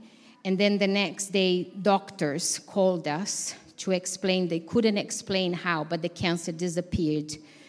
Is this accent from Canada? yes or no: no; Brazil; moved away; I'm from Brazil, and my dad is a pastor in Brazil.